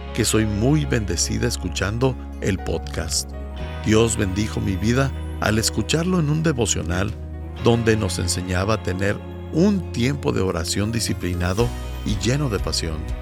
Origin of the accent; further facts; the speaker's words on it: Bolivia; soy de Bolivia